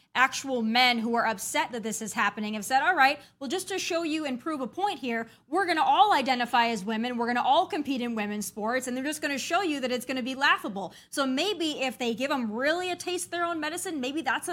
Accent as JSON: {"language": "English", "region": "South Dakota", "country": "United States", "tie": "born or raised there", "moved": "yes", "lives_now": "Tennessee, United States", "said": "I grew up in South Dakota"}